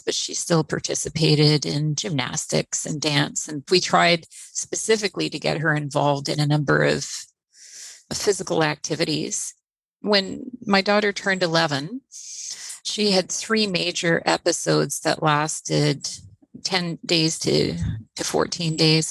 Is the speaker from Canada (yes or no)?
yes; Trois-Rivières, Quebec, Canada; now in Victoria, Canada; I'm originally from Trois-Rivières, Quebec. I've been living on the West Coast here in Victoria for over 30 years now.